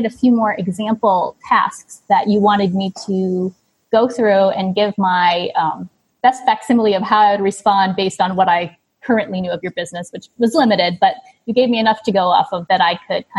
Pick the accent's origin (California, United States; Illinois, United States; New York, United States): New York, United States; moved away as an adult; now in Cambodia; I'm a New Yorker, but I moved over here about a decade ago